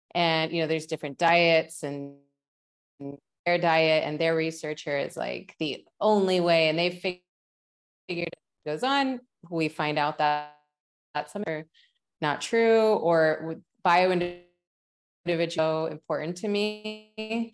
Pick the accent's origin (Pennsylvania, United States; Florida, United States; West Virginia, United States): West Virginia, United States; moved away; I grew up in West Virginia